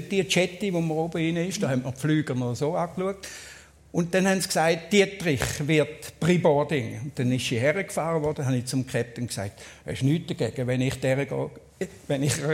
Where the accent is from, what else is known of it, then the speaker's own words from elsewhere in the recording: Switzerland; meine Schweiz, meine Heimat.